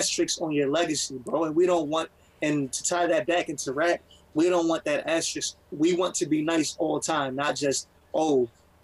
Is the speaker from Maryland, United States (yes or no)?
yes; Baltimore, Maryland, United States; I'm from Baltimore